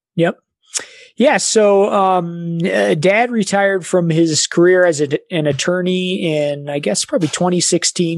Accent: Evergreen, Colorado, United States; also born or lived in Salida, Colorado; I grew up in Evergreen, Colorado

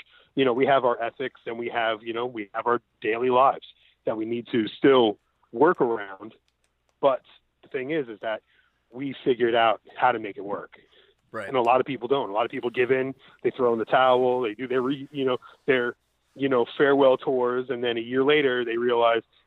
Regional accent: New York City, New York, United States; I grew up in Coney Island. I'm from Brooklyn.

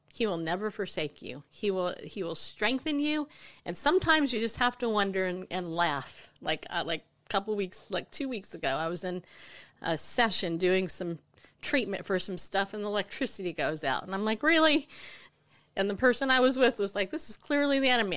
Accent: California, United States; moved away; California, which I grew up

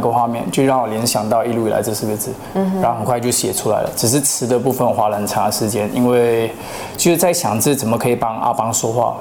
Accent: Malaysia; also born or lived in Japan; 我在日本出生，嗯。然后，呃，很小的时候就来到马来西亚

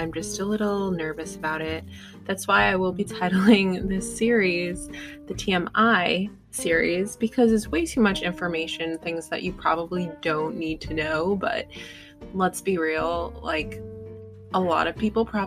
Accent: United States; And I am American, obviously. I was born in America, but my grandparents were not from America.

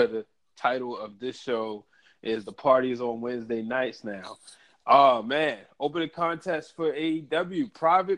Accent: Baltimore, Maryland, United States; I'm from Baltimore

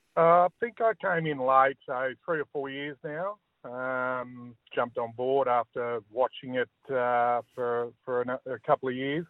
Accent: Tasmania, Australia; moved away; when I grew up in Tassie, I played a lot of cricket

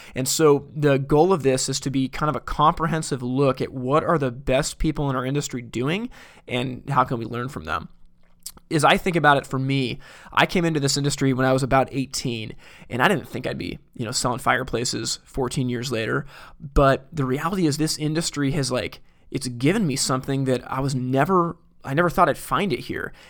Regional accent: Portland, Oregon, United States; I'm from Portland, Oregon

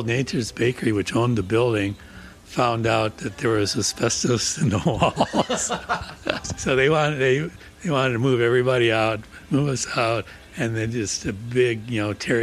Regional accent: Chicago, Illinois, United States; moved away as an adult; now in Madison, United States; we're both from Chicago

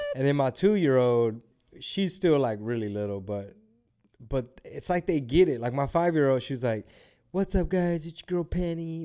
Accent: Houston, Texas, United States; I'm from Houston

